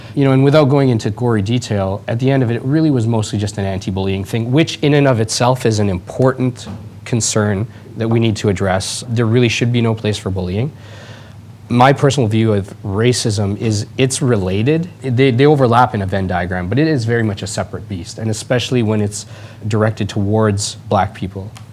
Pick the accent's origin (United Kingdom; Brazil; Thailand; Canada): Canada; Edmonton, Alberta; moved away; also born or lived in Toronto; I was born and raised, I grew up here, I grew up in Edmonton, then I moved to Toronto.